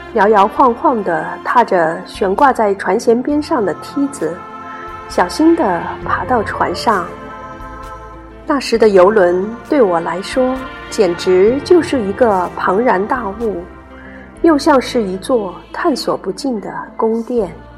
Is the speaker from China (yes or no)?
yes; Zhoushan, Zhejiang, China; 来自东海之滨的一个千岛之城。童年时光常在海边半山上的奶奶家度过